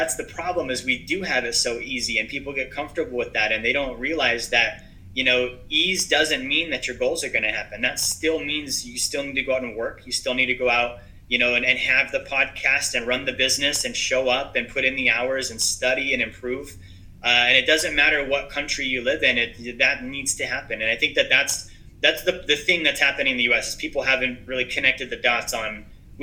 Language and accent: English; Alaska, United States; I'm from Alaska